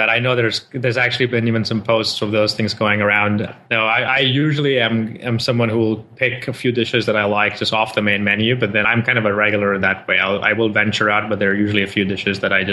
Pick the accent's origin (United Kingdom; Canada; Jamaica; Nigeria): Nigeria; moved away as an adult; now in United States; I uh, am born to parents from India, but I grew up in Africa in Nigeria. Mm. Uh, did my schooling there and then came here for university in upstate New York, Rochester